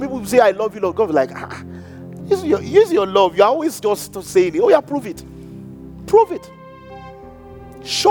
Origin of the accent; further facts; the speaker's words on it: Nigeria; moved away; we grew up in Africa